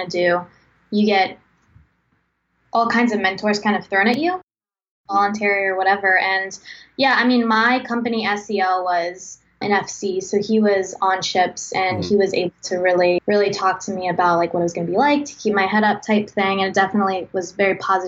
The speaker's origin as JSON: {"language": "English", "town": "Long Beach", "region": "Mississippi", "country": "United States", "said": "I'm from Long Beach, Mississippi. It's a pretty small town on the Mississippi Gulf Coast."}